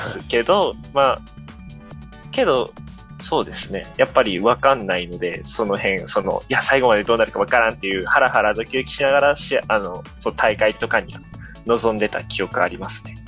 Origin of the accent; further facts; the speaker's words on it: Miyazaki, Japan; 僕、地元宮崎なんですよ。